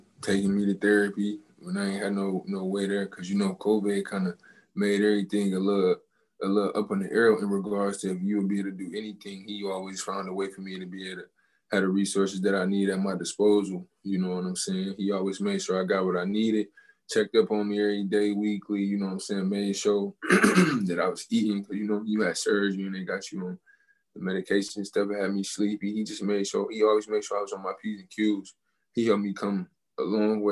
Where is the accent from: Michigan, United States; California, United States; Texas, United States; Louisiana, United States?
Michigan, United States; Detroit; I root for the Tigers and the Red Wings just because of where I'm from